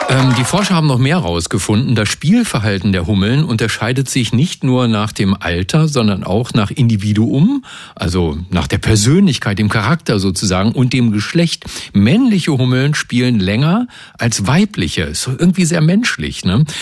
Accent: Hamelin, Lower Saxony, Germany; Ich komme aus der Gegend ja. um Hameln

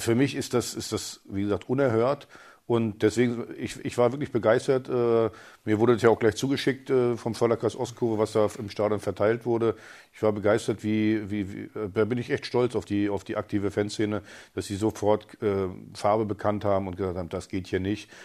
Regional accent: East Germany, Germany; ich bin als, als Ossi aus der, aus der DDR gekommen, Stasi geschädigt und alles

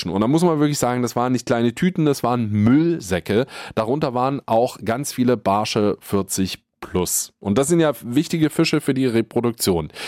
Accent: Potsdam, Brandenburg, Germany; als Angler, aber auch als Potsdamer

